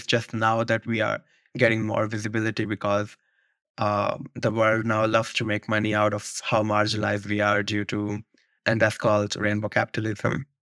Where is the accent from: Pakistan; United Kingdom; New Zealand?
Pakistan; Rawalpindi, Punjab; moved away as an adult; now in New York, United States; I grew up in Rawalpindi, Pakistan.